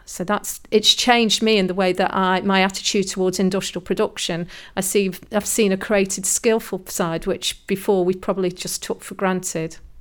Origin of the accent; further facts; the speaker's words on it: Burslem, West Midlands, United Kingdom; I was brought up in Burslem. So we were surrounded by pottery factories when I was young.